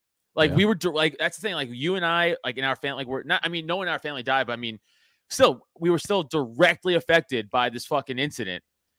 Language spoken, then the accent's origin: English; Staten Island, New York, United States; So, you know, again, we're from Staten Island. We saw the fucking, I say all the time, I saw the smoke from our fucking house.